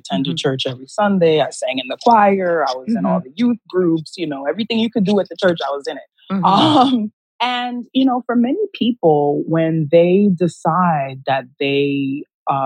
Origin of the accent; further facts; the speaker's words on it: New York City, New York, United States; growing up in New York City